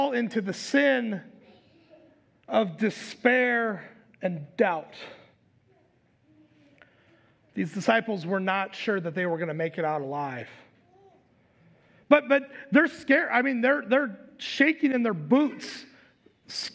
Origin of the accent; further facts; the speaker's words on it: North Dakota, United States; now in Minnesota, United States; growing up in North Dakota